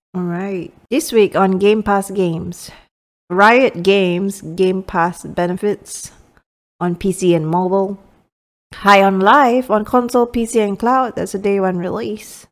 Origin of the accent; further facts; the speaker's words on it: Miri, Sarawak, Malaysia; moved away as an adult; my hometown is, um, in Miri, which is a city in Malaysia.